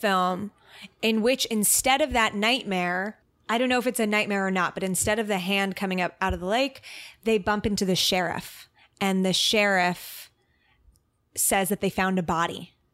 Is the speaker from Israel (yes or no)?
yes; Israel; moved away; growing up in Israel and not being American